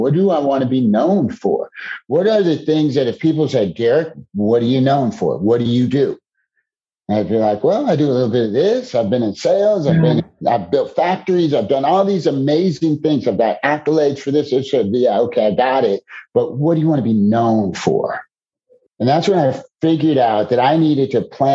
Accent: Chicago, Illinois, United States; So I'm originally from Chicago. Born and raised in the Chicagoland area, spent most of my days in Chicago

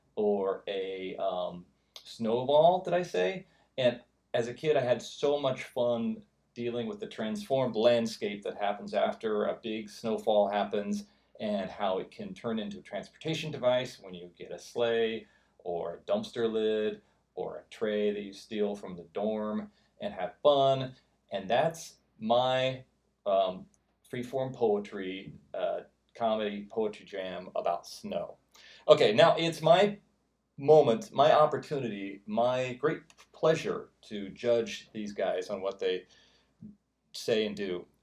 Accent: Midwest, United States; I grew up in the Midwest

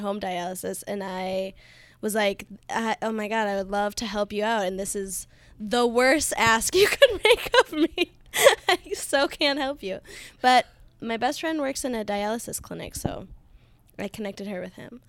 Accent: Duluth, Minnesota, United States; moved away as an adult; now in Guatemala City, Guatemala; I'm from Duluth, Minnesota

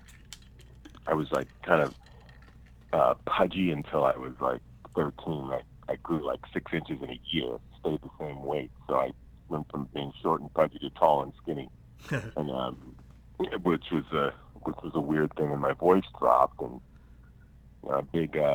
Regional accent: Pittsburgh, Pennsylvania, United States; born or raised there

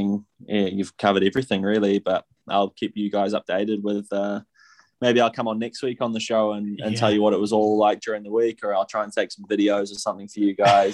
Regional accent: Taupo, Waikato, New Zealand; I grew up in Taupo

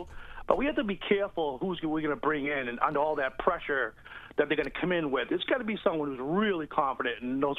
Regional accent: Everett, Massachusetts, United States; I grew up in Everett with Paulie

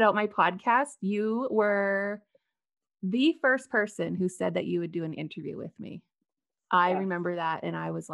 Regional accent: Shaunavon, Saskatchewan, Canada; moved away; also born or lived in Medicine Hat, Alberta; Stacy and I grew up in Shaunavon, Saskatchewan

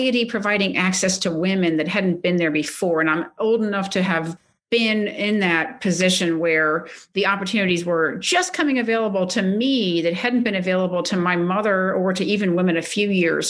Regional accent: Ellicott City, Maryland, United States; I was born and raised in Ellicott City, Maryland

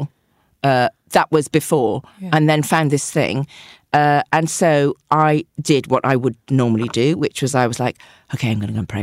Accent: the Cotswolds, South West England, United Kingdom; also born or lived in Bristol; I grew up in the Cotswolds

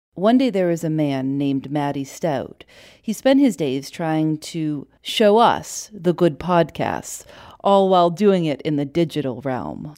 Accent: Chicago, Illinois, United States; now in Durham, United States; I'm from Chicago

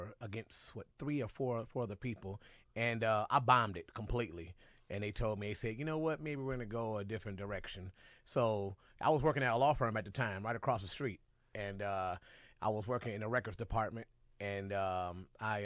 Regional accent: Cleveland, Ohio, United States; born and raised in Cleveland

